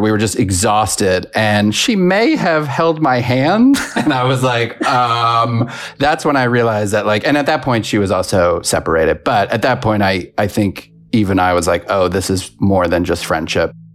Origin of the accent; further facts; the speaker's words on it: New York, United States; now in Los Angeles, United States; I was raised in New York. I now live in Los Angeles